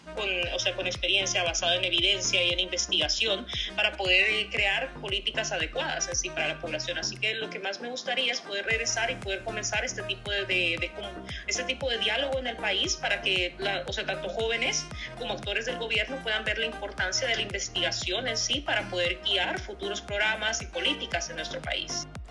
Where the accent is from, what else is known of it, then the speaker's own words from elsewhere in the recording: Tela, Atlántida, Honduras; moved away as an adult; also born or lived in Germany; now in United Kingdom; yo vengo del norte de Honduras, vengo de Tela